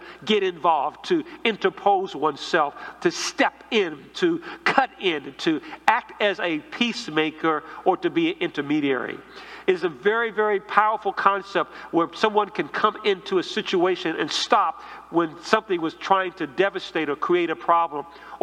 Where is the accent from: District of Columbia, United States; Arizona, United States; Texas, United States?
District of Columbia, United States; Washington; growing up in a church where I grew up in Northeast D.C.